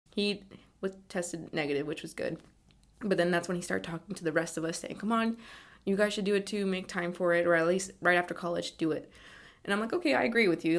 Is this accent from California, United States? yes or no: yes; East Bay, California, United States; I'm from the East Bay in California